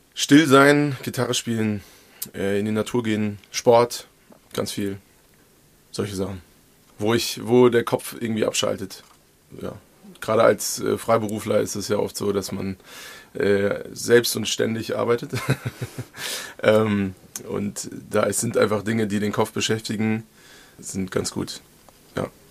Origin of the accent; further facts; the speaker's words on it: Hesse, Germany; moved away as an adult; also born or lived in Lüneburg; now in Marburg, Germany; ich bin waschechte Hesse